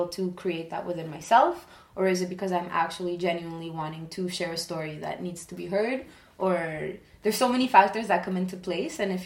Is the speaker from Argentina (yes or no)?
yes; Argentina; I'm from Argentina